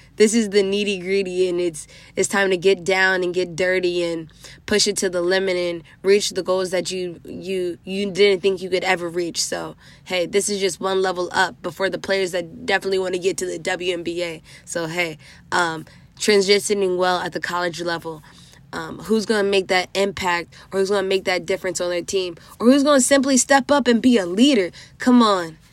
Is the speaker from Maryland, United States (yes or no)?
yes; DMV, Maryland, United States; representing Maryland, my hometown D M V.